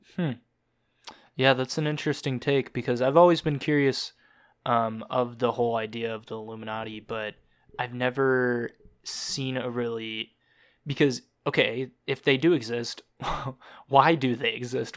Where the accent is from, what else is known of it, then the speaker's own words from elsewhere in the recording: Georgia, United States; now in Wisconsin, United States; I was born in Georgia